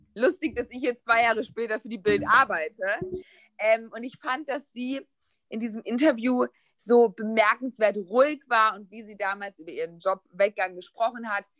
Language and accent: German; a village near Düsseldorf, North Rhine-Westphalia, Germany; moved away as an adult; now in Berlin, Germany; ich bin ähm, auf dem Dorf groß geworden, aber ganz, ganz nah an Düsseldorf ran. Und meine ganze Jugend hat sich nur in Düsseldorf abgespielt.